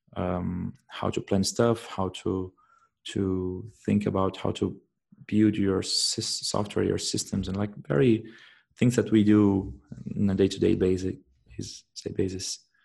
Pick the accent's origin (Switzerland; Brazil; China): Brazil; moved away as an adult; now in Germany; I am I come from Brazil but uh, I'm living in Germany for the past now I think it's around eight months.